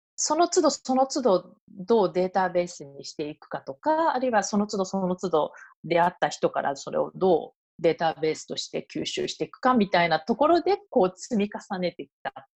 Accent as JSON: {"language": "Japanese", "country": "Japan", "also_born_or_lived": "Tokyo / Belgium", "moved": "as an adult", "lives_now": "Paris, France", "said": "私が日本に帰ってもフランスに行くと決めた時に"}